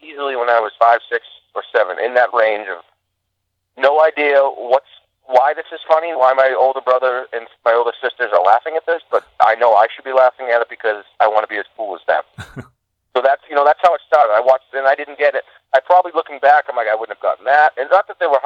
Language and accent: English; Weymouth, Massachusetts, United States; I'm from the South Shore. I'm from Weymouth.